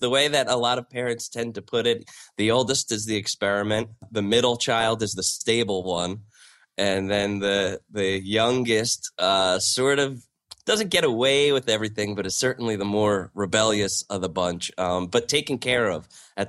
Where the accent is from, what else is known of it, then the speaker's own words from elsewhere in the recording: South Amboy, New Jersey, United States; Born and raised in South Amboy, New Jersey, which is a small town just outside of Staten Island. It's about a mile square.